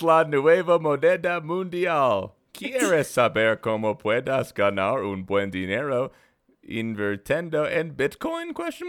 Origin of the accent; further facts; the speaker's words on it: Aurora, Colorado, United States; I grew up in Aurora, which is next to Denver.